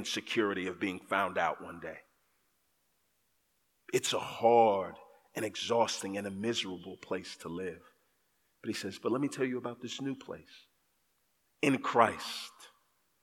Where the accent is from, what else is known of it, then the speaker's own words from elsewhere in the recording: Texas, United States; I grew up in Texas